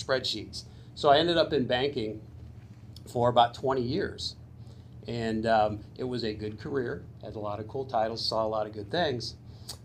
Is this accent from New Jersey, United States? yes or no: no; Suffield, Connecticut, United States; I am a local kid. I grew up in Suffield